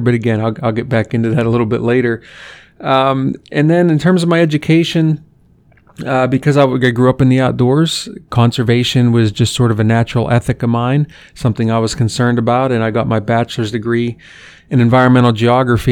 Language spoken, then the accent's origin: English; Western Pennsylvania, United States; now in Columbus, United States; I grew up in Western Pennsylvania